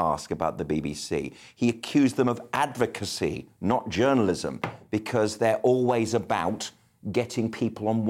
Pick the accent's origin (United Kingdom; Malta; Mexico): United Kingdom; Birmingham, West Midlands; I am from Birmingham. It is the top of my identity